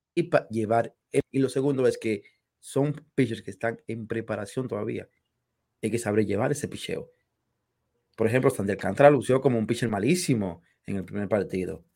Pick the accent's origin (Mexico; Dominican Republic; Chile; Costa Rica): Dominican Republic